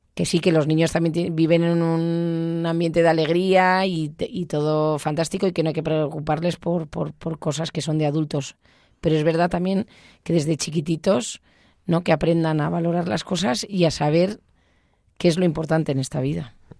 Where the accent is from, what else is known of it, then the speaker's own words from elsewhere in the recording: Basque Country, Spain; soy vasca